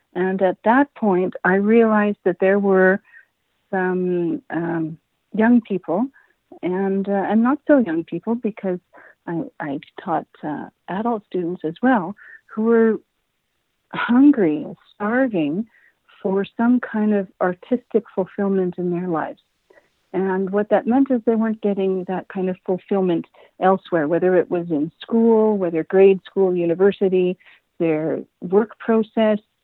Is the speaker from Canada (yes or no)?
yes; Edmonton, Alberta, Canada; moved away as an adult; I am uh, born, raised Edmonton, Alberta native.